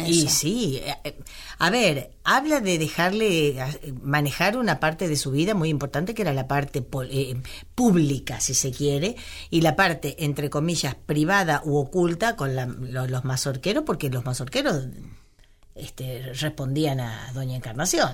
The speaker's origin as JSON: {"language": "Spanish", "town": "Cañuelas", "region": "Buenos Aires Province", "country": "Argentina", "said": "mi pueblo, yo le digo pueblo cariñosamente, a Cañuela de mi ciudad"}